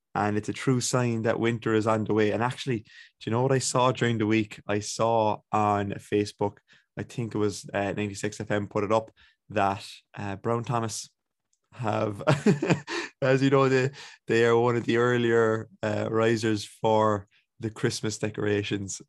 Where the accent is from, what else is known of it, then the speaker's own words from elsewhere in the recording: Ballincollig, Munster, Ireland; I'm from Ballincollig.